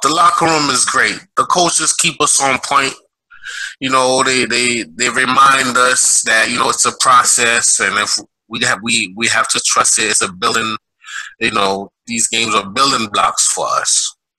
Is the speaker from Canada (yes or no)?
no; Haiti; now in Brooklyn, United States; I'm from Haiti. Um, I live in Brooklyn, New York.